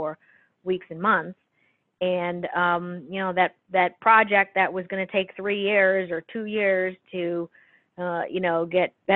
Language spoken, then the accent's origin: English; New York City, New York, United States; being a New Yorker, I think, you know, we grew up with some hard conditions